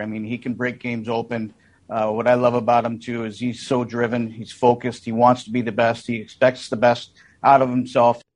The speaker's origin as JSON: {"language": "English", "town": "Lacombe", "region": "Alberta", "country": "Canada", "said": "I know it's a small town, but that's all right. I'm from Lacombe, so I'm used to that."}